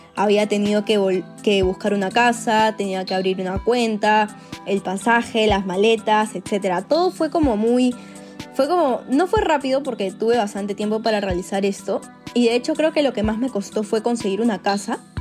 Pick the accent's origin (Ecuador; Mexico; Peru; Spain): Peru; soy peruana y soy ingeniera industrial de la Universidad Católica